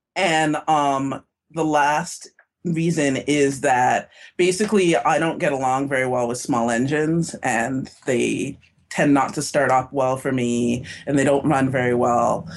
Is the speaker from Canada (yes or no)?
yes; Toronto, Ontario, Canada; now in Minnesota, United States; I am from Toronto